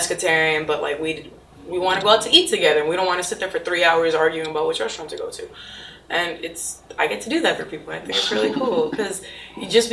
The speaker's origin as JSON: {"language": "English", "area": "Broward", "region": "Florida", "country": "United States", "tie": "born or raised there", "said": "I grew up in Broward"}